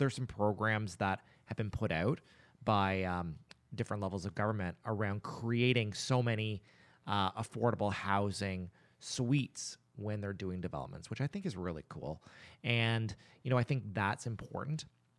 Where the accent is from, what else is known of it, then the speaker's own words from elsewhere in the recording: Nova Scotia, Canada; I grew up in the Annapolis Valley and I was in band.